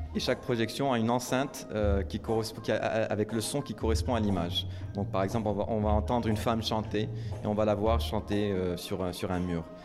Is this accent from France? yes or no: no; Morocco; moved away; j'ai grandi au Maroc